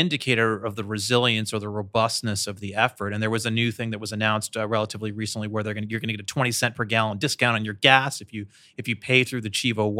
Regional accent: Michigan, United States; I grew up outside of Detroit, so I lived this story.

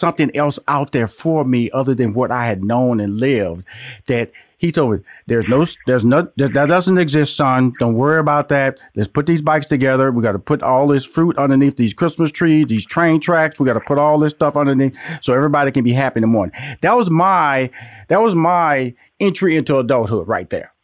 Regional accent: Houston, Texas, United States; also born or lived in Atlanta, Georgia; I'm born and raised in Houston, Texas

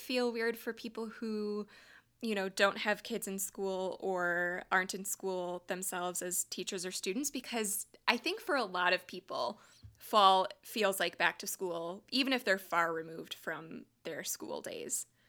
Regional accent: Wisconsin, United States; I grew up in Wisconsin. That's home for me

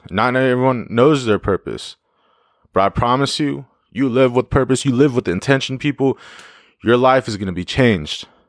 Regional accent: Yakima, Washington, United States; my hometown

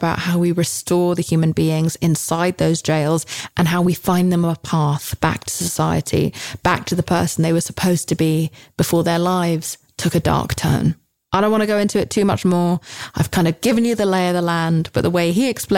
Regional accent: United Kingdom; as a Brit

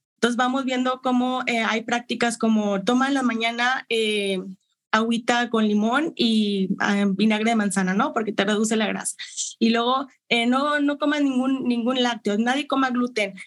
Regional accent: Monterrey, Nuevo León, Mexico; Yo soy de Monterrey, Nuevo León.

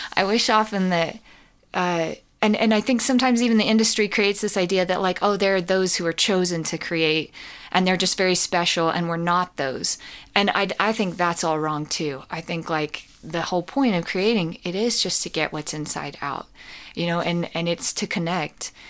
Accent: Colorado, United States; I grew up in Colorado

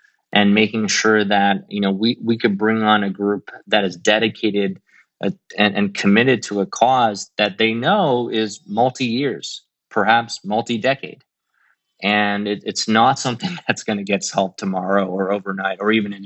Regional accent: Midwest, United States; also born or lived in China; as a kid growing up in the Midwest

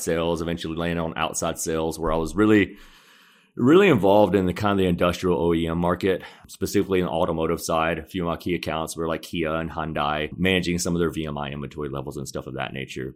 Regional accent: Conyers, Georgia, United States; also born or lived in Seoul, South Korea; I grew up in Conyers, which is a, a small town outside of Atlanta and your traditional Southern upbringing

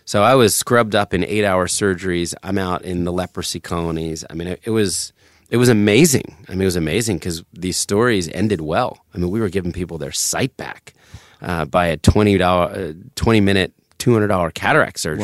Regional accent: suburbs of New Jersey, United States; also born or lived in Philadelphia, Pennsylvania; I was born in Center City, Philadelphia. And then we moved to the suburbs of Jersey to get closer to his work

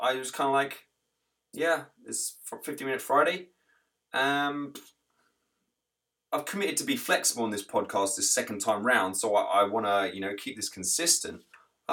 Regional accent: England, United Kingdom; moved away as an adult; now in United States; I'm English

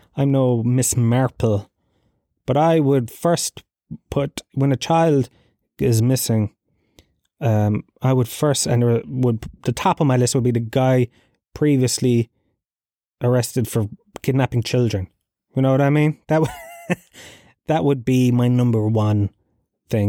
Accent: Tralee, County Kerry, Ireland; I grew up in Gallowsfield, Tralee

